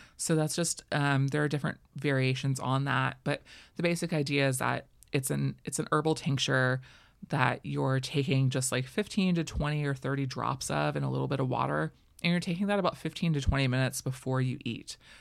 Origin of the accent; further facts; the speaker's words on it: Florida, United States; I grew up in Florida where we boycotted certain restaurants